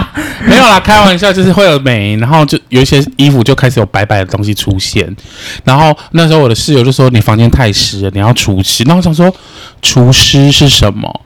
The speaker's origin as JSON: {"language": "Chinese", "region": "central Taiwan", "country": "Taiwan", "also_born_or_lived": "Chiayi", "moved": "as an adult", "lives_now": "Taipei, Taiwan", "said": "我是中 部人，可是我还是觉，因为我在嘉义读过书"}